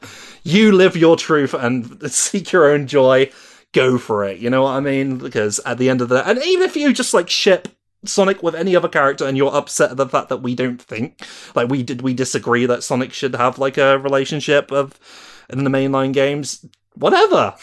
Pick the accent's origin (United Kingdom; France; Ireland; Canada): United Kingdom; I'm British.